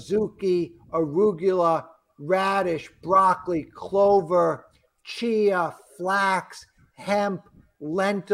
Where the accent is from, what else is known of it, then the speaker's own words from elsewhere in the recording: New York, United States; I'm from New York.